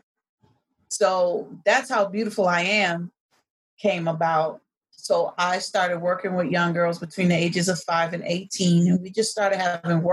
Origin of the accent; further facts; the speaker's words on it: Washington, District of Columbia, United States; also born or lived in New York; I am originally from Washington, D.C. metropolitan area. That's where I grew up, although I was born in New York. I'm a D.C. girl.